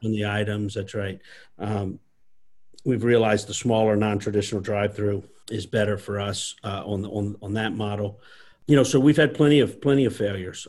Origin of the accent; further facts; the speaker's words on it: South Louisiana, United States; I was born and raised here in South Louisiana